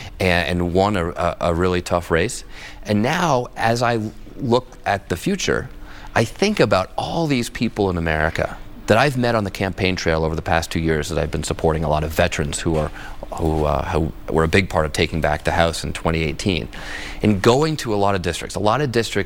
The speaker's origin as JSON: {"language": "English", "region": "Massachusetts", "country": "United States", "tie": "born or raised there", "said": "I have actually come from the first gerrymandered district ever in Massachusetts. Elbridge Gerry's house still stands in my hometown."}